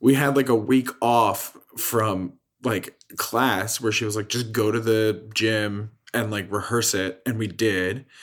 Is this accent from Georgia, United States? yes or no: no; Lansdale, Pennsylvania, United States; moved away as an adult; now in Chicago, United States; my hometown in Philadelphia